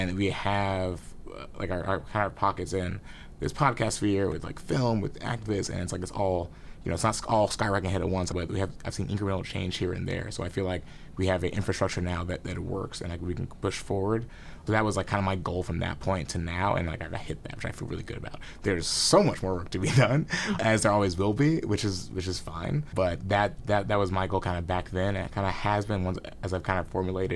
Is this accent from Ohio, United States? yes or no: no; Columbia, Missouri, United States; we were in Columbia, Missouri, which is my hometown